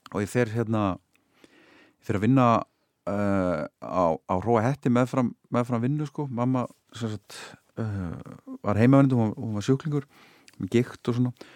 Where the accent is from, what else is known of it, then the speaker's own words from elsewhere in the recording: Hafnarfjörður, Capital Region, Iceland; ég flutti þá upp á Holt sko. þá, hérna, eh, sem var þá bara svona í hverfi í nýbyggingu sko. Holti í Hafnaveri